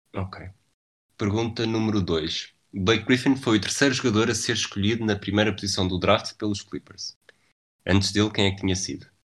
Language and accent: Portuguese; Lisbon, Portugal; eu sou de, sou de Lisboa.